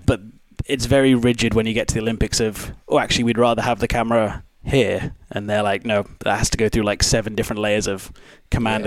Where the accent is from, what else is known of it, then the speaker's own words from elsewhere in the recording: Pontefract, Yorkshire and the Humber, United Kingdom; moved away; also born or lived in Edinburgh; I was born Pontefract, so like 10 minutes away from Castleford